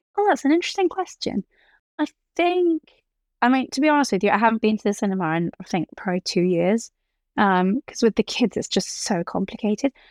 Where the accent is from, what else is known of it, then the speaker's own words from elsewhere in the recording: Geneva, Switzerland; growing up in Geneva